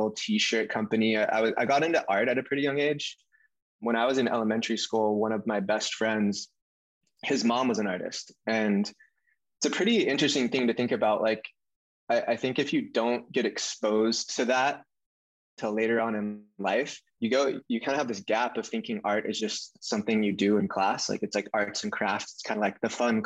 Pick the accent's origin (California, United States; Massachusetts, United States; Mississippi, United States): California, United States; Santa Cruz; also born or lived in San Diego; now in Venice, United States; I grew up in Santa Cruz, which is a town just south of San Francisco, a surf town